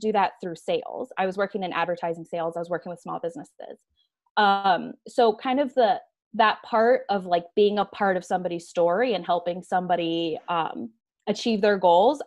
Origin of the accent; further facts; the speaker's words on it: Tucson, Arizona, United States; also born or lived in Tempe, Arizona; Arizona native. I grew up in Tucson and then I moved up to Tempe to go to ASU and then never went back to Tucson